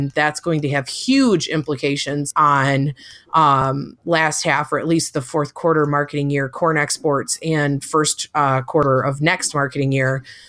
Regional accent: Michigan, United States; I'm from Michigan

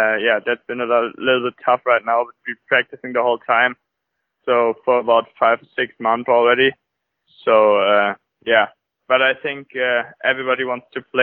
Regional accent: Tönisvorst, North Rhine-Westphalia, Germany; English is a second language; I grew up in Tönes Forst. It's a small town near Krefeld and Düsseldorf

